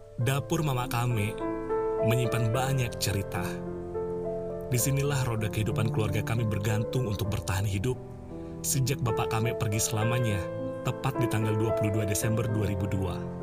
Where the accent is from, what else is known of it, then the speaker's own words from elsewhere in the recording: West Kalimantan, Indonesia; moved away as an adult; now in Java, Indonesia; kami suku Melayu di Kalimantan Barat, lebih sering menyebutnya mama kame, artinya ibu saya